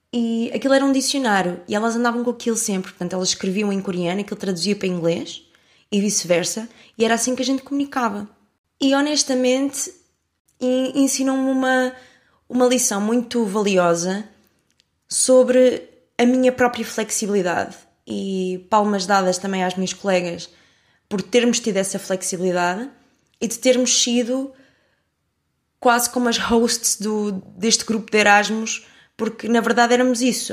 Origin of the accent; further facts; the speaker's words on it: Portugal; also born or lived in France; sou de Portugal